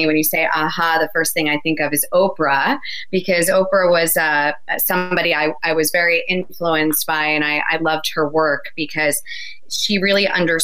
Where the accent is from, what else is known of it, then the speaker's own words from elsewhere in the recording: New Jersey, United States; I'm from New Jersey. I'm a Jersey girl, born and raised